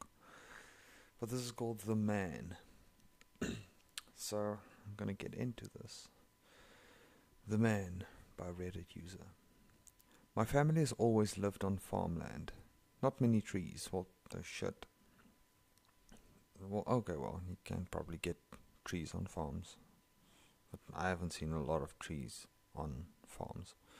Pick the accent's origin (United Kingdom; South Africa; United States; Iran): South Africa; first language Afrikaans; English is a second language; I'm from South Africa and that's my home language. My mother tongue is Afrikaans.